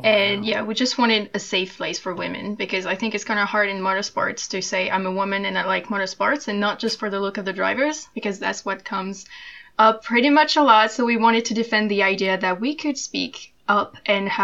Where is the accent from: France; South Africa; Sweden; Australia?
France; I'm from France.